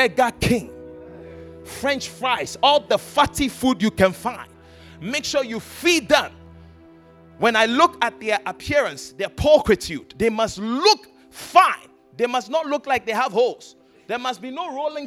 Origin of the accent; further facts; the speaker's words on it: Ghana; Ghana, we're a British colony.